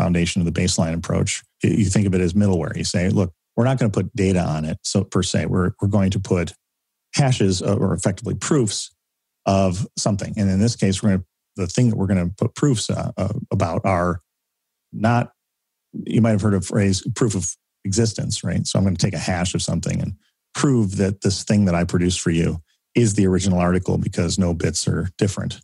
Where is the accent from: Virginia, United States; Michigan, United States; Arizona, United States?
Michigan, United States; I'm from Michigan.